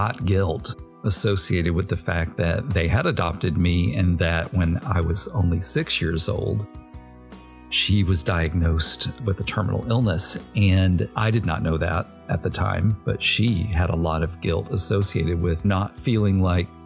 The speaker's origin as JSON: {"language": "English", "region": "Arkansas", "country": "United States", "tie": "born or raised there", "also_born_or_lived": "Little Rock, Arkansas", "said": "I grew up in an airbase town"}